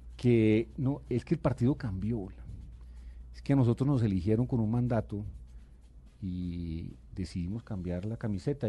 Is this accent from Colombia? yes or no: yes; Bogotá, Colombia; yo nací en Bogotá y y yo aspiro a morir en esta ciudad que es la mía